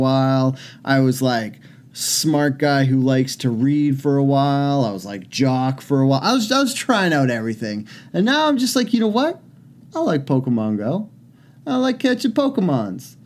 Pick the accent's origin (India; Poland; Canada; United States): Canada; I was born in Canada